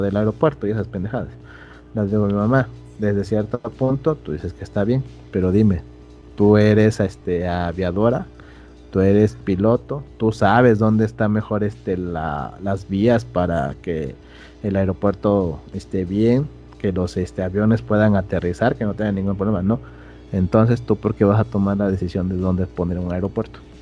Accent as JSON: {"language": "Spanish", "country": "Mexico", "said": "como ciudadano mexicano"}